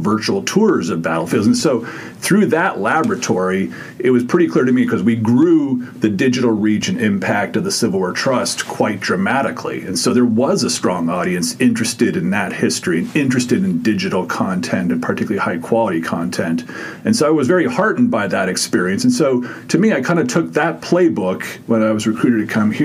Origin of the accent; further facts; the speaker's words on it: California, United States; moved away; I grew up in California